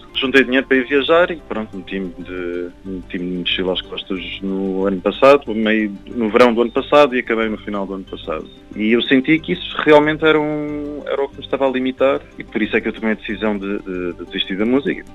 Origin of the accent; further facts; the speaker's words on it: Algarve, Portugal; moved away as an adult; also born or lived in Canada; now in Lisbon, Portugal; eu, eu, nasci no Canadá e cresci no Algarve. Então, fiz aqui a escola primária, básica